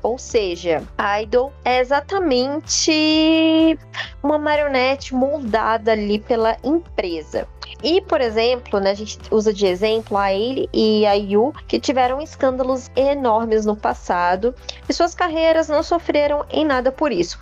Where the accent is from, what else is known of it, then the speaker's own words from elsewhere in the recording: Brazil; nós brasileiros